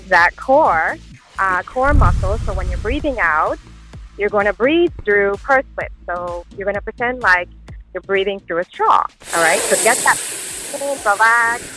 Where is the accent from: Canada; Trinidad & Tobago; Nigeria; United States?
Canada; I'm Canadian